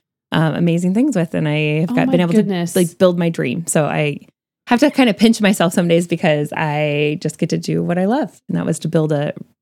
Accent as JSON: {"language": "English", "region": "Indiana", "country": "United States", "tie": "born or raised there", "said": "growing up in Indiana"}